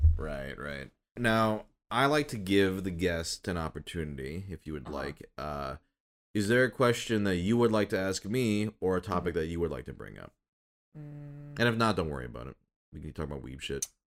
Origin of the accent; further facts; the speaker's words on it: Minnesota and Michigan, Midwest, United States; now in Los Angeles, United States; I grew up in Minnesota and Michigan.